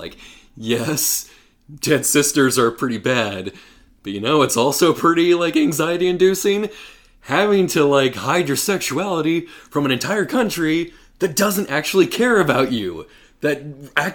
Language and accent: English; United States; knowing that I am an American, where, over in the U.S.